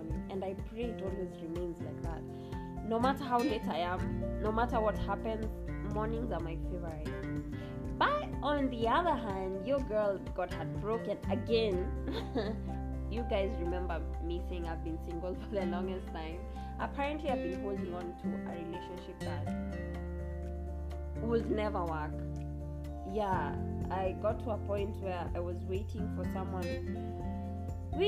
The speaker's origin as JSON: {"language": "English", "country": "Kenya", "said": "I am Kenyan, I'm a hardcore. If you live in Kenya, you have to be a hardcore"}